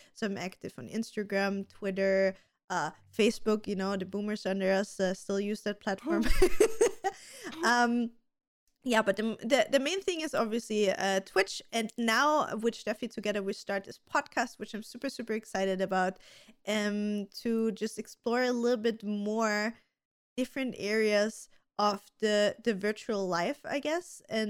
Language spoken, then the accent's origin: English; Austria; So for everybody that doesn't know me … I'm 31. I'm also from beautiful Austria.